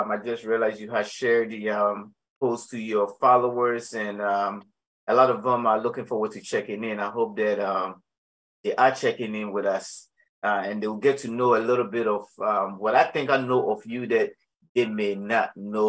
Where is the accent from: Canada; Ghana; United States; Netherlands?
Ghana; well, being a Ghanaian African that I am, all yams are not the same.